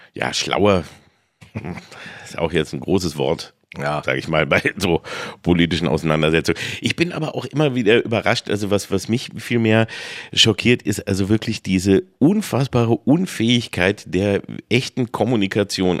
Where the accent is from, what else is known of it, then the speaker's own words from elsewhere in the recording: Peine, Lower Saxony, Germany; ich bin in Peine aufgewachsen